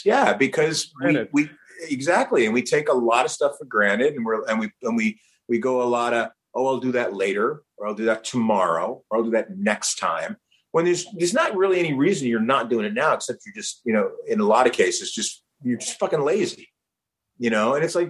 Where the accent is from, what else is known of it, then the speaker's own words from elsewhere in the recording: New Jersey, United States; also born or lived in New York; I was born in New York, raised in New Jersey. I'd never been up in the Twin Towers because they're there, like the Twin Towers.